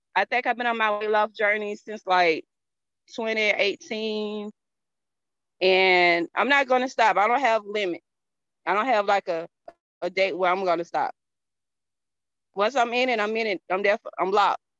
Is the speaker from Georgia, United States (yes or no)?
yes; Georgia, United States; accent: country; I'm from the South. I'm from Georgia